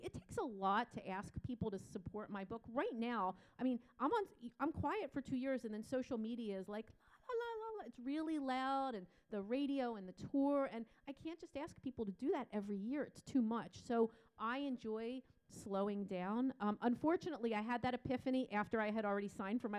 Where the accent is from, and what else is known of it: United States; also born or lived in Poland